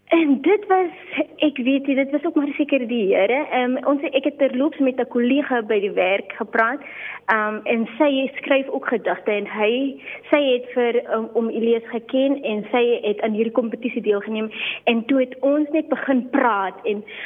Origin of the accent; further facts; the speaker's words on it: Limpopo, South Africa; also born or lived in Namaqualand; ek is gebore en getoe in Limpopo land, 'n eh, baie meer spesifiek in die klein myn dorpie Napabip